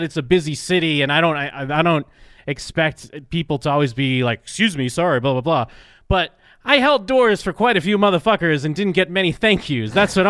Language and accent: English; Massachusetts, United States; growing up in Massachusetts